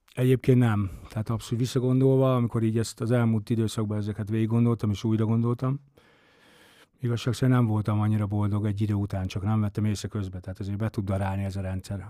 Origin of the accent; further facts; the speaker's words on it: Esztergom, Komárom-Esztergom, Hungary; Én Esztergomban nőttem fel